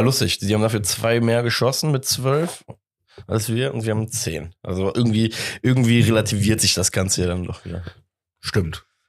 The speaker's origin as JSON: {"language": "German", "town": "Cologne", "region": "North Rhine-Westphalia", "country": "Germany", "said": "sind wir Kölner"}